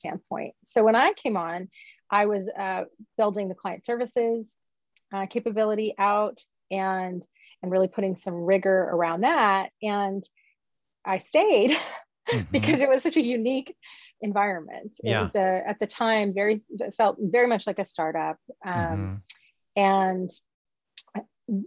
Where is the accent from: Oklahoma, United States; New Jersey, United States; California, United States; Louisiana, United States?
Louisiana, United States; moved away as an adult; also born or lived in Nashville, Tennessee / New York City / Missoula, Montana; now in Seattle, United States; I was raised in a small town in Louisiana. I was born in Nashville. My parents are from Birmingham. So I'm Southern.